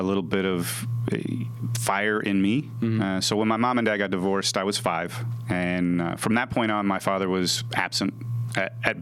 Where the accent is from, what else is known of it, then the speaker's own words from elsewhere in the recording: Chicago, Illinois, United States; also born or lived in Idaho Falls, Idaho / Kentucky; I spent most of my youth growing up in the north suburbs of Chicago